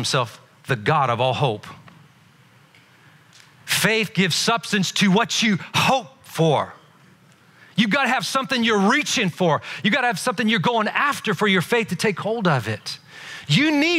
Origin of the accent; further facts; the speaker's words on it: Belfast, Northern Ireland, United Kingdom; moved away; I'm not from this country. I wasn't born here. I was born in Northern Ireland. I was born in Belfast